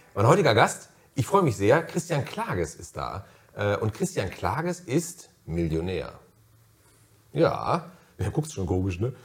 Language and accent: German; near Cologne, North Rhine-Westphalia, Germany; ich bin in der Nähe von Köln äh, aufgewachsen